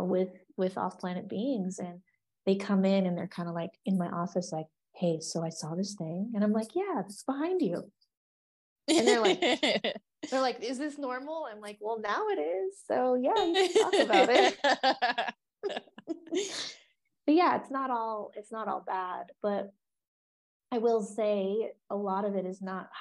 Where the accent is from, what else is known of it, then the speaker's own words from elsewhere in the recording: Oregon, United States; moved away; I'm from Oregon